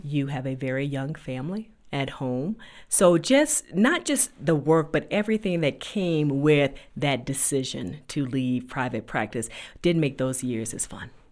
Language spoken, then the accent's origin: English; Riviera Beach, Florida, United States; moved away as an adult; also born or lived in North Carolina; now in Denver, United States; I grew up in Riviera Beach, Florida, which is a very beautiful place to be from